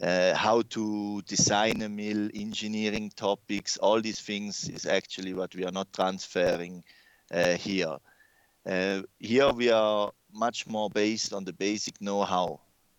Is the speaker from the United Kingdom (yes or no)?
no; Switzerland; accent: mix; Yeah, no, definitely my accent is a big mix-up, I would say. I grew up in Switzerland, I had then several stations all over the world. Mm-hmm. I'm also Italian, so Swiss-Italian, so they're already a mixture.